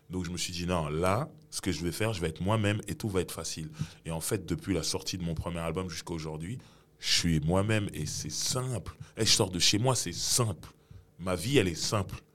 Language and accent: French; Cameroon; Après, je me suis dit, mais en tant que Camerounais